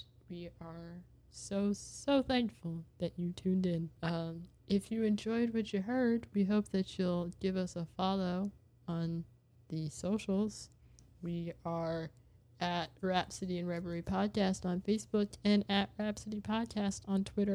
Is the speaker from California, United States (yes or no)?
yes; California, United States; I grew up in California.